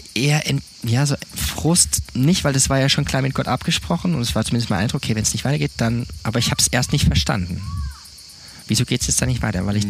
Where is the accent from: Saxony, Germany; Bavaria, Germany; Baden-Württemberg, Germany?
Baden-Württemberg, Germany; moved away as an adult; also born or lived in Neubrandenburg; now in Montpellier, France; ich bin aufgewachsen in Süddeutschland, Südbaden